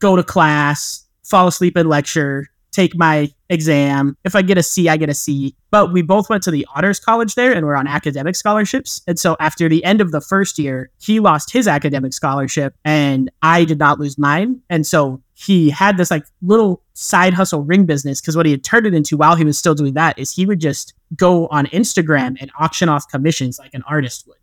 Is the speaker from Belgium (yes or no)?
no; rural eastern Utah, United States; I grew up, like, in Utah, but in a more rural part of Utah